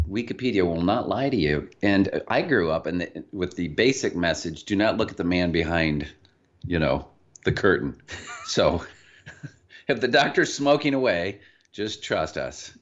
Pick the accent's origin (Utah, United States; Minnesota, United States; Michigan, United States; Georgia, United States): Michigan, United States; Michigan, where, uh, Liz and I both hail from, you probably can't tell we're from Michigan